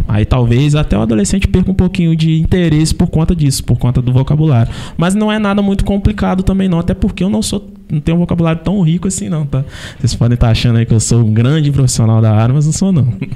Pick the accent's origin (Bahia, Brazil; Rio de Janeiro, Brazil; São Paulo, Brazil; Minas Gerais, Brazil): Minas Gerais, Brazil; Carangola; eu sou de Carangola